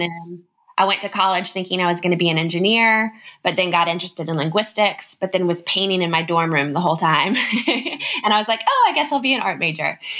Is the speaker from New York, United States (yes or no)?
no; Nashville, Tennessee, United States; also born or lived in Los Angeles; I'm in Nashville, Tennessee. I was born in Los Angeles, um, but my dad's in the music business. So it brought us to Nashville when I was 18 months old. So nice. Nashville is home.